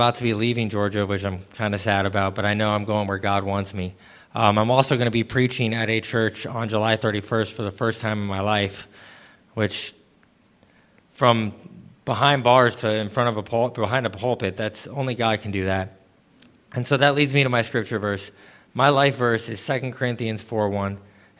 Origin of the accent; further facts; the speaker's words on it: Cape Town, Western Cape, South Africa; also born or lived in Los Angeles; Like he said, I'm 34 years old, and I was born in Los Angeles, California, and raised in Cape Town, South Africa. I moved around a lot growing up